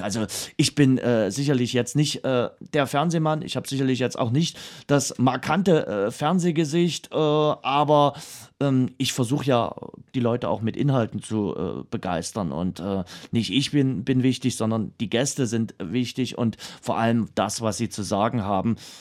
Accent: Dresden, Saxony, Germany

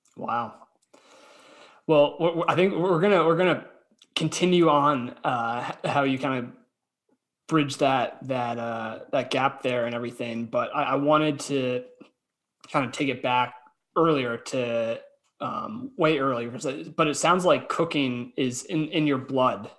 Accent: Boston, Massachusetts, United States; I'm from Boston

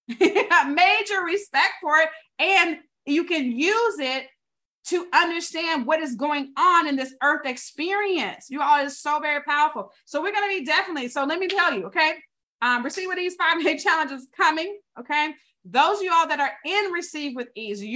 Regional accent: the South, United States; I was born in the South

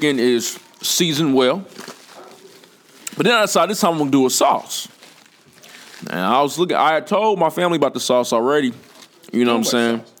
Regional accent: Charleston area, South Carolina, United States; moved away; also born or lived in Oklahoma; I'm from Charleston, but not Charleston, but I'm from Hugie, South Carolina, which is in the vicinity

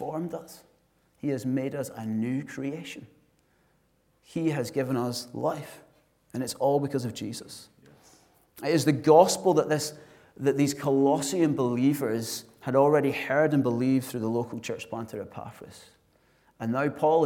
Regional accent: Glasgow, Scotland, United Kingdom; I'm from Glasgow

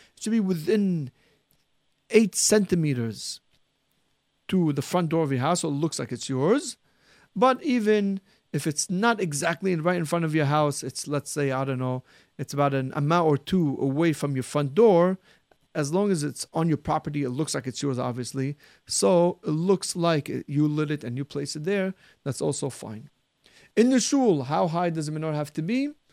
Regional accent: Syria; what I remember growing up in Syria, almost everybody used wax candles

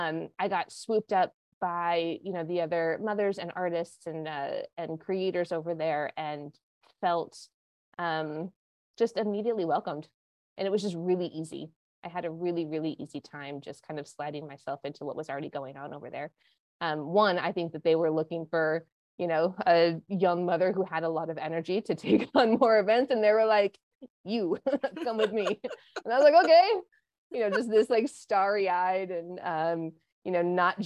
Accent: Montana, United States; I am not from Connecticut. No, I grew up in Montana, and then I went to school out in Santa Barbara, California. Which is just north of LA.

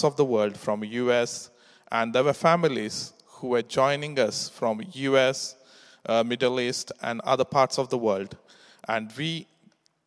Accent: India; English is a second language; moved away as an adult; now in England; We come to England from India 15 years ago to work.

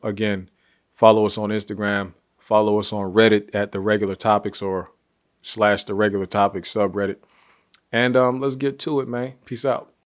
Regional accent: Ohio, United States; Ohio, my home state

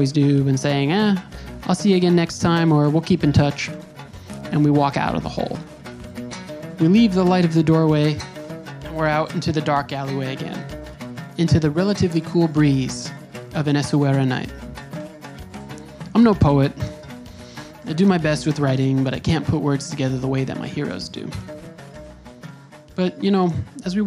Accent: United States; I have family there, but I'm from the U.S.

